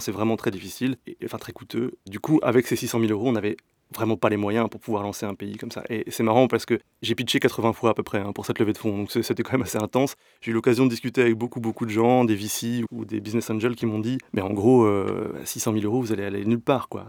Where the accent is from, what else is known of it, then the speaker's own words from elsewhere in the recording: France; moved away as an adult; also born or lived in north of France / Paris region; now in Belgium; moi je suis français